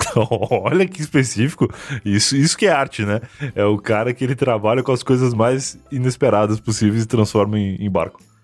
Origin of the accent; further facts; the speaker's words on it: Rio Grande, Rio Grande do Sul, Brazil; eu sou de Rio Grande